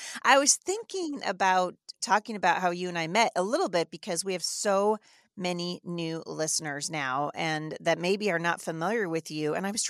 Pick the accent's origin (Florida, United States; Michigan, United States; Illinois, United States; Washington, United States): Washington, United States; So if I'm a voice from Washington State, I would hail obviously from the 3rd Congressional, but I would be a voice for the nation.